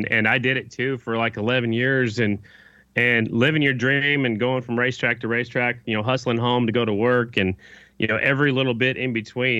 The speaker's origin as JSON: {"language": "English", "region": "Oklahoma", "country": "United States", "tie": "born or raised there", "also_born_or_lived": "South Dakota", "said": "You know, I'm a Southern boy. Now, I was born in South Dakota, but I pretty much grew up in Oklahoma."}